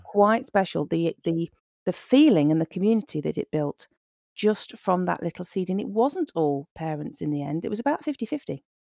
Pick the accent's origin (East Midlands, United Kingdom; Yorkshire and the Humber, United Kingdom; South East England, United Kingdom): East Midlands, United Kingdom; Nottingham; I was born in Nottingham, uh, I grew up here